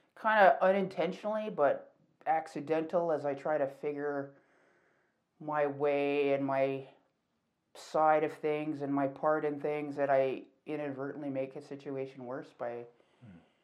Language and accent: English; Calgary, Alberta, Canada; I'm from Calgary, so um born and raised here.